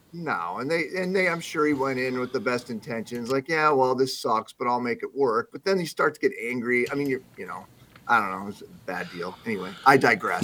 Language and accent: English; South Dakota, United States; moved away; I grew up primarily in South Dakota